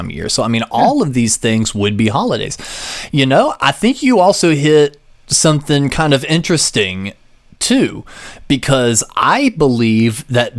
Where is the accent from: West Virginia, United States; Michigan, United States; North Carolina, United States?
North Carolina, United States; I was raised in North Carolina